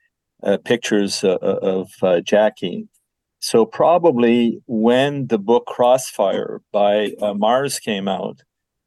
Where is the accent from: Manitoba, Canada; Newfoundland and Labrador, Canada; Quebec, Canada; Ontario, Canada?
Quebec, Canada; Quebec City; I was born in Quebec City, and I lived in a bilingual environment. So I was brought up in both French and English.